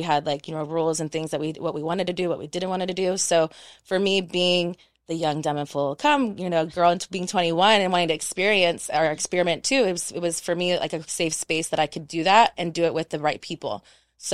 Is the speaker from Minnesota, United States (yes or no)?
no; Texas, United States; also born or lived in Panama; now in Los Angeles, United States; So I'm a military brat. I was born in Panama and then I've been in Texas from 3 to 21. And then when I turned 21, I went